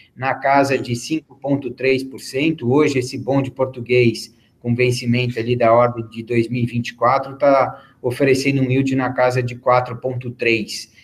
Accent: São Paulo, Brazil; now in Miami, United States; eu sou brasileiro, eu sou paulista

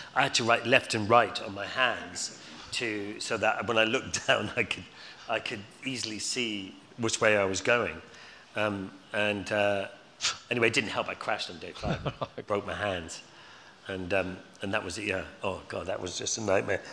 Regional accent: Scotland, United Kingdom; also born or lived in London, United Kingdom; now in Surrey Hills, United Kingdom; being Scottish

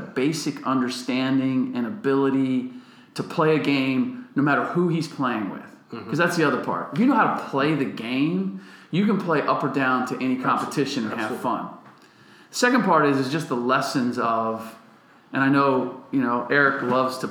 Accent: Cincinnati, Ohio, United States; moved away; I grew up in Cincinnati

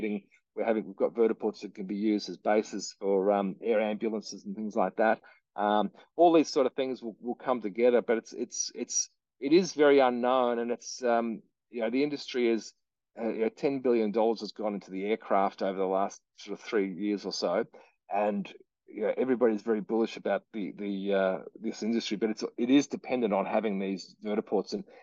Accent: Victoria, Australia; my home state of Victoria

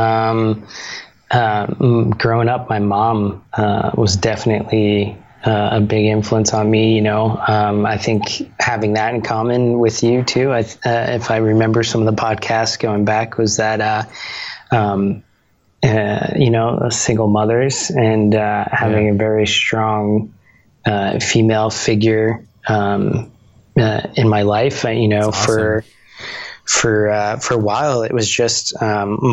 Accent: Bayonne, New Jersey, United States; I grew up in New Jersey. So this was, this was a town, near Jersey City called Bayonne

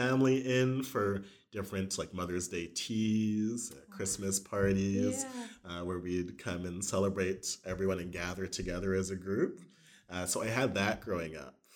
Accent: Winnipeg, Manitoba, Canada; moved away; I was born in Winnipeg.

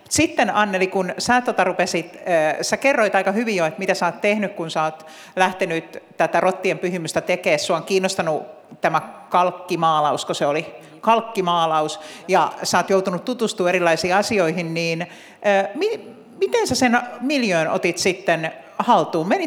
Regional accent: Finland; niin me ollaan myös Islannista sekaisin me suomalaiset?

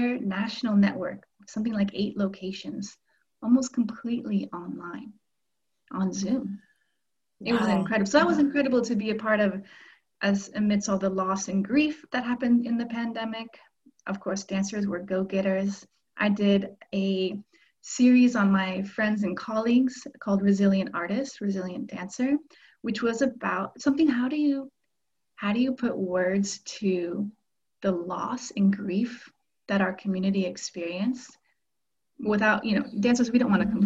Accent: Oregon, United States; moved away as an adult; also born or lived in California; now in Paris, France; I was born in California and raised in Oregon

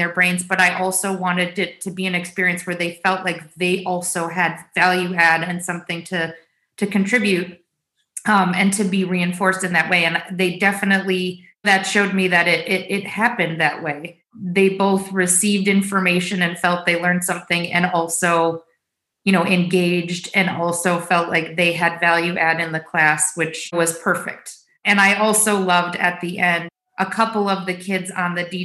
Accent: United States; we are all American

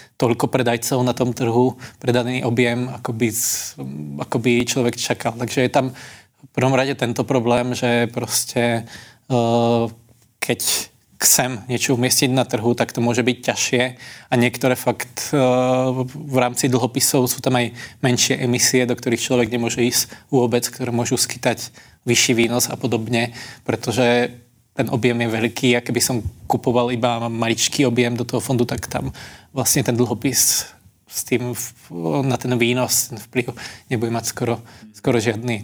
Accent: Slovakia; now in Czech Republic; u nás na dedine na Slovensku

